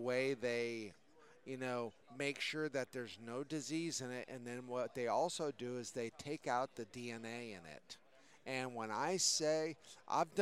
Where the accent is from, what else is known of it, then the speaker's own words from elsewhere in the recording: Connecticut, United States; I grew up in Connecticut